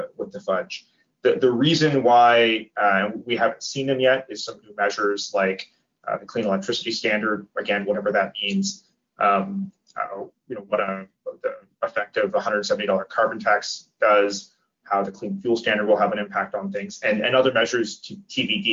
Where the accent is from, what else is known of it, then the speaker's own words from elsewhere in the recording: Nova Scotia, Canada; I grew up in Nova Scotia, we all had baseboard heaters